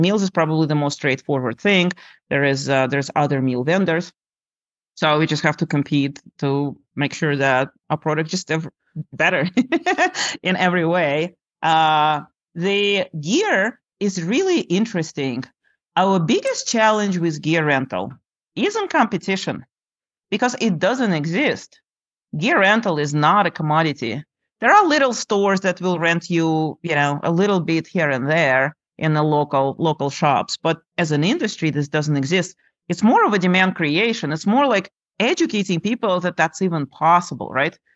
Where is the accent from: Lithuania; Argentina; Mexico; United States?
Lithuania; moved away; I grew up in Lithuania on the shores of uh, Baltic Sea, very pretty country